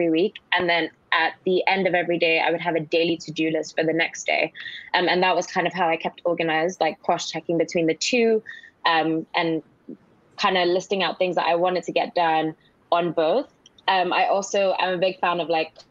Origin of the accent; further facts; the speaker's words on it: Nigeria; also born or lived in Cambridge, United Kingdom; now in United Kingdom; I grew up in Nigeria, first of all, went to school in Nigeria.